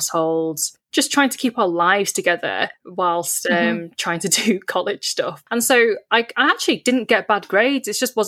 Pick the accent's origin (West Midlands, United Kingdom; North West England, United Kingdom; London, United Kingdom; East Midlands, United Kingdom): North West England, United Kingdom; Warrington; I am a British-born Chinese person that grew up in Warrington.